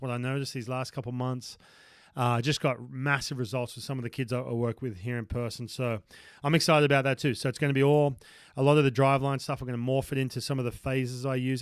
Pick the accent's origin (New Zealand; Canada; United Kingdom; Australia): Australia; Newcastle, New South Wales; moved away as an adult; this is my hometown, uh, u-, up in Newcastle